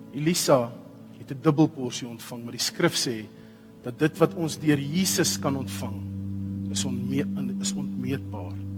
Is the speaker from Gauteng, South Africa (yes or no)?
yes; Pretoria, Gauteng, South Africa; As jy wil weet waar ek vandaan kom, trek so 'n bietjie wes. Pretoria